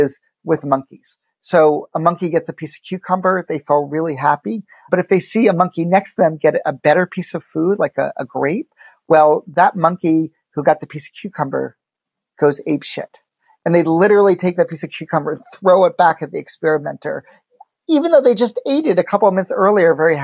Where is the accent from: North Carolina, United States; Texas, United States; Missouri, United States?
North Carolina, United States; Chapel Hill; I grew up in Chapel Hill, North Carolina